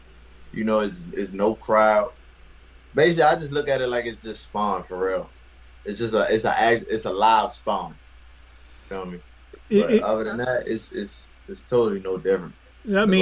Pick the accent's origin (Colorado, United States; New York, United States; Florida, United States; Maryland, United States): Maryland, United States; Baltimore; grew up, born and raised in West Baltimore, Maryland